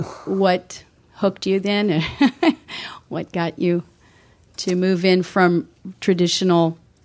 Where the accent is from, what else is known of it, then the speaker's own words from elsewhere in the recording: Philadelphia, Pennsylvania, United States; I'm from out of town. I'm from Pennsylvania.